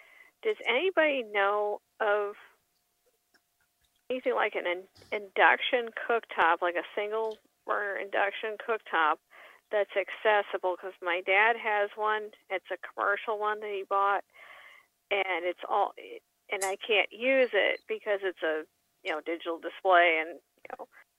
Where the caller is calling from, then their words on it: Dansville, New York, United States; from Dansville, New York, which is about an hour south of Rochester.